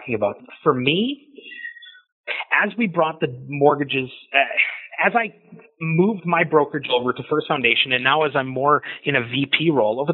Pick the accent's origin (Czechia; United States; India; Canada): Canada; we all kind of feel like we're this Canadian kind